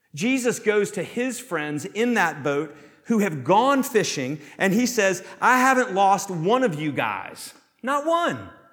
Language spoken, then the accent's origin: English; the South, United States; Growing up as a Southerner